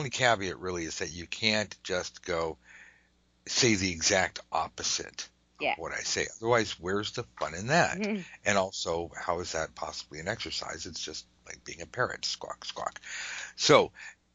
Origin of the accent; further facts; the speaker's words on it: United States; I'm an American.